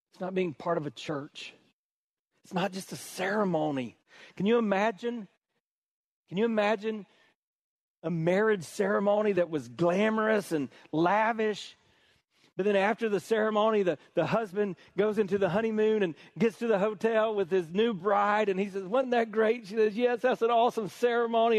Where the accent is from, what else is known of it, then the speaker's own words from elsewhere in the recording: Hartsville, South Carolina, United States; I grew up in South Carolina, the buckle of the Bible Belt